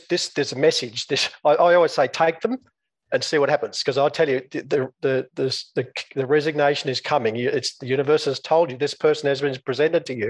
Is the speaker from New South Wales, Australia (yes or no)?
yes; Coonamble, New South Wales, Australia; moved away as an adult; also born or lived in Newcastle, Australia / Sydney, Australia; I grew up in a small country town in northwest New South Wales, Australia